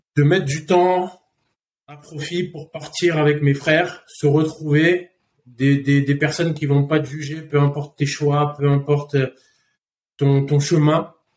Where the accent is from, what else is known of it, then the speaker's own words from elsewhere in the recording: Paris, Île-de-France, France; je suis parisien de base. Euh, j'ai fait mes conneries à Paris, j'ai fini en prison à mes 15 ans